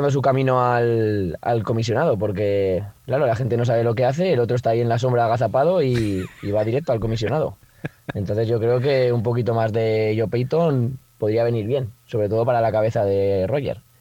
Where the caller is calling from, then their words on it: Zaragoza, Aragon, Spain; Eh, hola, buenas … de Zaragoza